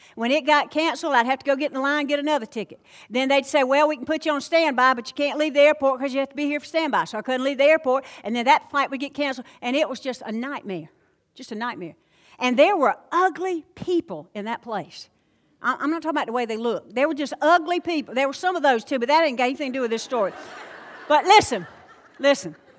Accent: the South, United States; accent: Southern; I'm from the South

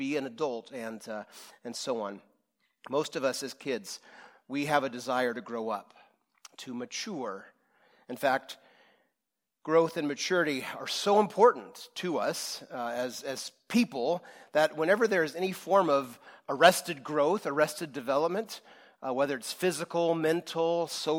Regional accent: Rohnert Park, California, United States; I grew up in Rohnert Park in the 80s.

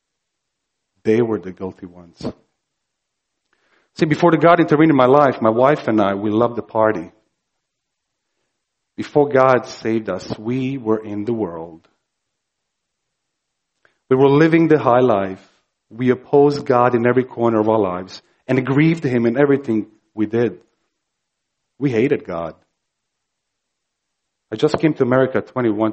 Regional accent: Croatia; moved away; I grew up in Croatia, ex-Yugoslavia, during the war, bloodiest war conflict post-World War II.

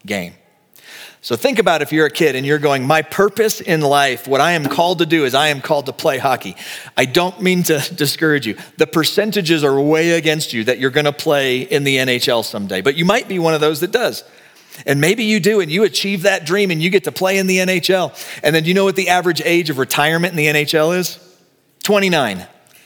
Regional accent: Texas, United States; now in Colorado, United States; I'm from Texas.

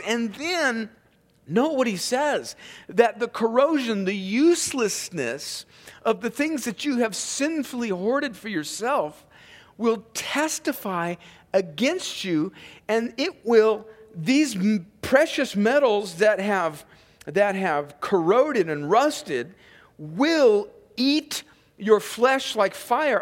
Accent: California, United States; moved away; I grew up out in California where there was cattle ranchers

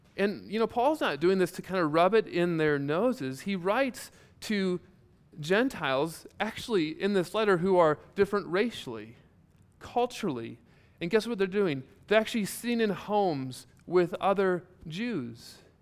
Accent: Iowa, United States; Born and raised in Iowa

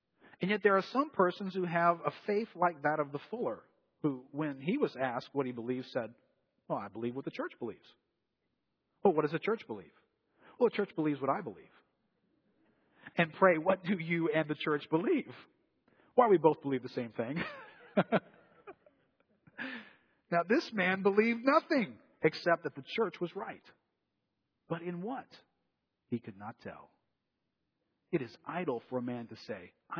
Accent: New Orleans, Louisiana, United States; we grew up here in New Orleans

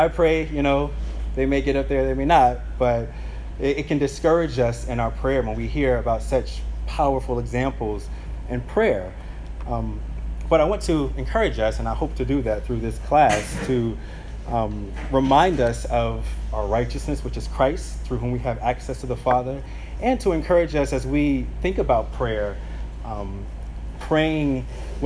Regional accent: St. Petersburg, Florida, United States; growing up in South St. Pete, my parents used to have these prayer meetings at the house

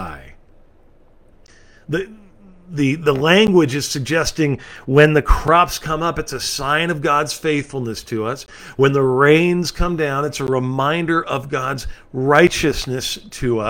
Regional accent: California, United States; my home state in California

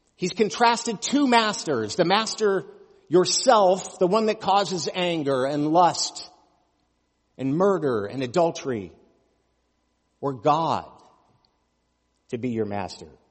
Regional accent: United States; As American Christians

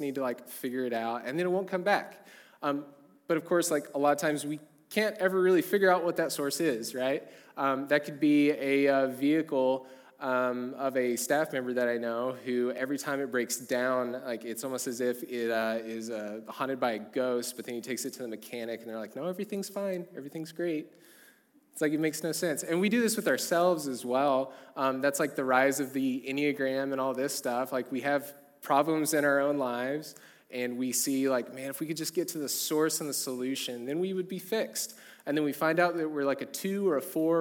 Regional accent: a small town in southern Oklahoma, United States; now in Edmond, United States; I'm from a small town in southern Oklahoma where it's really common to own a decent amount of cattle, and my parents were certainly in that crew. We, like, had 60 to 100 head of cattle, like, at any given time my entire life

